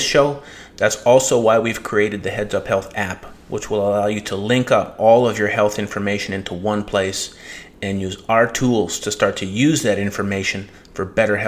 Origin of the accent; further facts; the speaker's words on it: Winnipeg, Manitoba, Canada; moved away; also born or lived in Silicon Valley; I'm from Winnipeg.